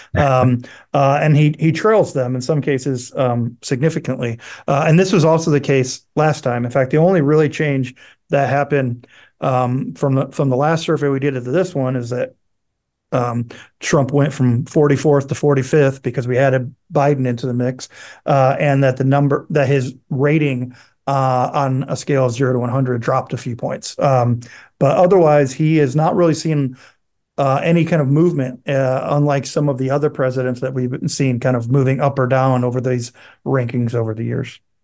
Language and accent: English; Illinois, United States; I grew up in Illinois.